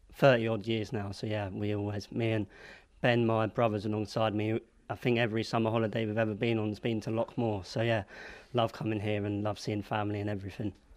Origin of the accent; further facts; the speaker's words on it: London, United Kingdom; Born and raised in London.